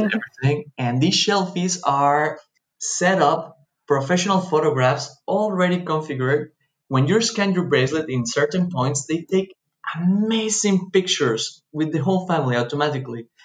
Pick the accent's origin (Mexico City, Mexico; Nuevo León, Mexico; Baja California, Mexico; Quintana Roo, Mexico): Quintana Roo, Mexico; Cancún; I grew up here in Cancun, Mexico